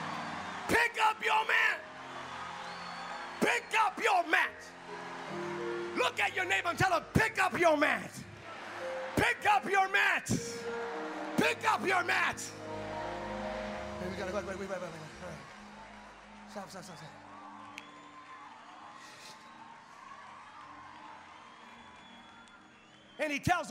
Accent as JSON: {"language": "English", "region": "California", "country": "United States", "said": "I'm from California"}